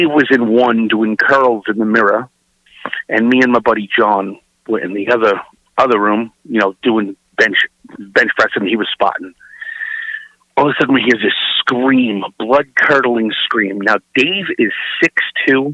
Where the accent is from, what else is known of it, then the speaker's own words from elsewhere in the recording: New York City, New York, United States; I'm originally from Brooklyn, New York.